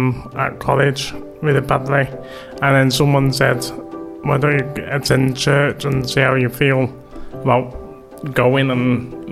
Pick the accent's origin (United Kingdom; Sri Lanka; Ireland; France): United Kingdom; Manchester, North West England; I was born in Wythenshawe. I just lived down the road in Woodhouse Park. So I attended William Temple.